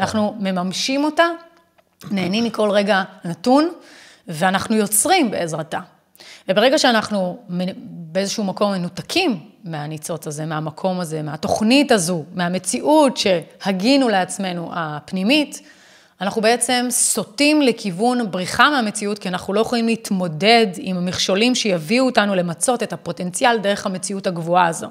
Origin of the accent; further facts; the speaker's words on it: Israel; אני ישראלית. זה סמליות למציאות שלי שאני חיה בארץ ישראל וזו המדינה שלי